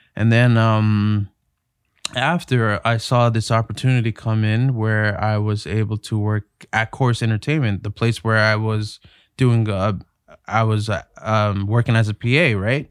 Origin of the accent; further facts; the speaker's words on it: Toronto, Ontario, Canada; I grew up in Toronto, Ontario, uh, in North York.